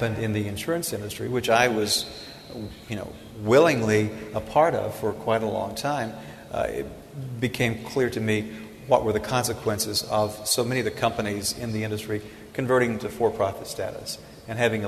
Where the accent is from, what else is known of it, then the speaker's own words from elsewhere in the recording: Tennessee, United States; I'm from Tennessee